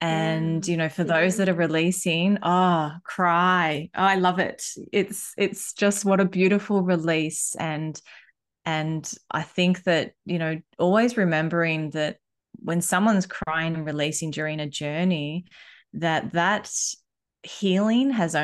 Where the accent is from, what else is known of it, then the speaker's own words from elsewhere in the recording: Australia; also born or lived in Bali, Indonesia; growing up in both worlds, I have had the best side of both coins, because I think if I was only growing up in Australia or only growing up in Bali, I wouldn't have these two points of view.